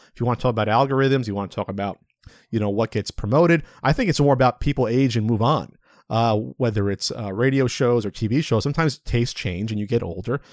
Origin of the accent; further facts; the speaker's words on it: New Jersey, United States; moved away; also born or lived in West Coast; we're both from New Jersey. Uh, he's from Southern Jersey. I was from Central Jersey